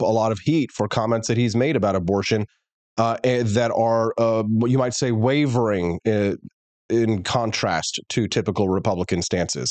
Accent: Missouri, United States; my home state

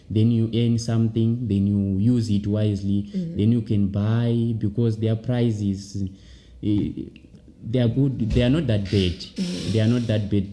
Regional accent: Wedza, Mashonaland East, Zimbabwe; moved away as an adult; now in South Africa; I'm from Wedza

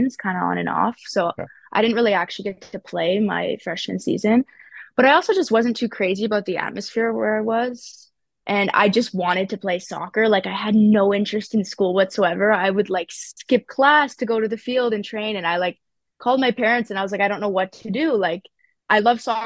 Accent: Ottawa, Ontario, Canada; I grew up in Barrhaven, so kind of the Nepean area

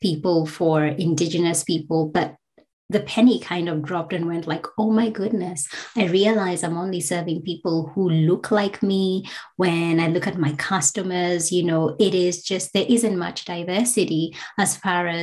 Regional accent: Kenya; now in Australia; I'm a Black migrant woman from Kenya

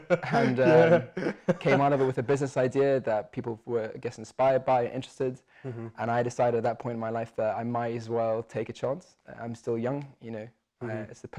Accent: Zambia; also born or lived in Zimbabwe; now in Edinburgh, United Kingdom; I grew up on a farm, which was an interesting experience. Then unfortunately Zimbabwe went through some trouble and my parents emigrated to Zambia, where my dad became an agricultural advisor and I went to school there. I went to an international school and did A-levels

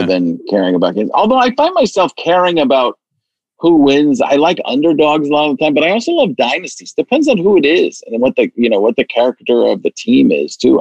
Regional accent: Wisconsin, United States; I grew up in Wisconsin, so I was uh, growing up pretty much a Packer fan by state law

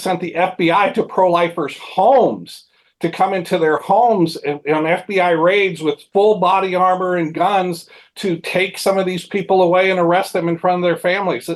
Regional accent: Mount Juliet, Tennessee, United States; My hometown, Mount Juliet, Tennessee

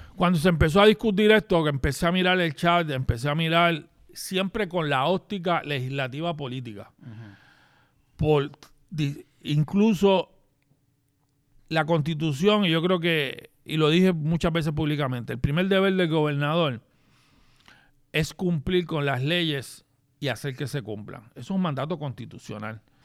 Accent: Gurabo, Puerto Rico; mi pueblo de Gurao

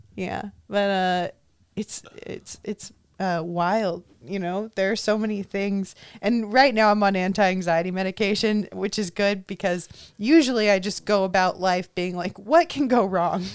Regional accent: Orange County, California, United States; Nobody ever thinks I'm from Orange County. No one ever thinks I'm from here.

